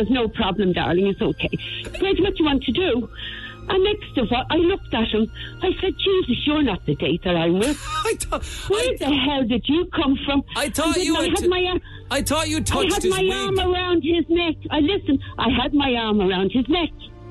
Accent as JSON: {"language": "English", "town": "Cork", "region": "Munster", "country": "Ireland", "tie": "born or raised there", "said": "I was born in Cork"}